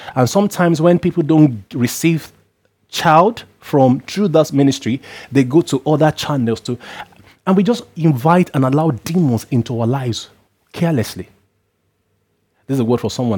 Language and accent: English; Nigeria; where I come from as a Nigerian